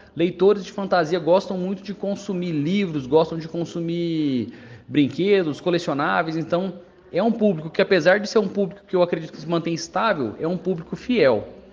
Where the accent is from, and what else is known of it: Brazil